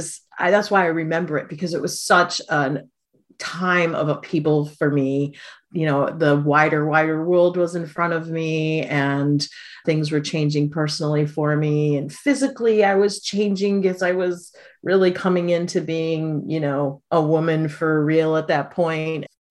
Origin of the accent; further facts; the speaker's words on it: Midwest, United States; moved away as an adult; also born or lived in Oahu, Hawaii; now in Pacific Northwest, United States; growing up in the Midwest and then moving to a tropical isle